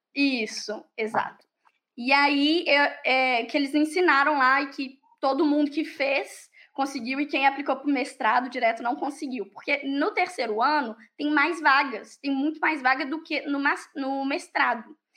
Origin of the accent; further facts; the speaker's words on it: Pará de Minas, Minas Gerais, Brazil; moved away as an adult; also born or lived in Ireland; now in France; eu sou de Minas, eu sou de uma cidade a duas horas de BH, para de Minas